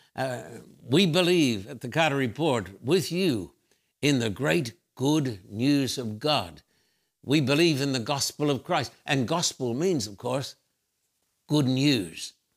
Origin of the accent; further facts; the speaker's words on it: Brisbane, Queensland, Australia; When I was a little boy growing up in Brisbane, Australia